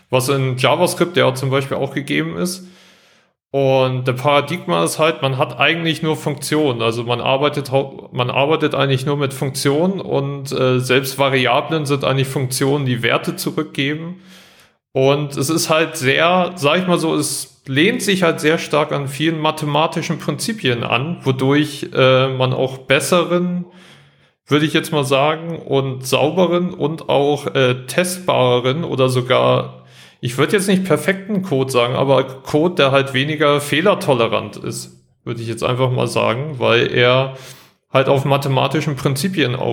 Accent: Northern Germany, Germany; now in Augsburg, Germany; ich bin …, bin 30, komme eigentlich aus dem Norden

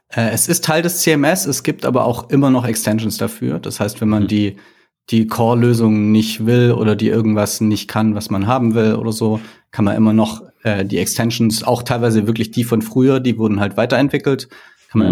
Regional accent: Baden-Württemberg, Germany; now in Hamburg, Germany; Ursprünglich komme ich aus Baden-Württemberg, also eher Süddeutschland. Mich hat's mittlerweile aber nach Hamburg verschlagen.

